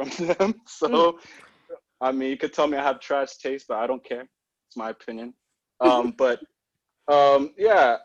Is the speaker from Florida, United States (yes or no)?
no; Houston, Texas, United States; I'm originally from Houston